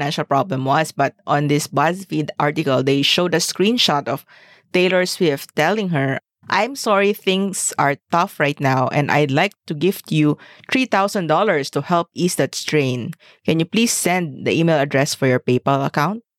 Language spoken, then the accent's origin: English; Zamboanga, Zamboanga Peninsula, Philippines; we are from Zamboanga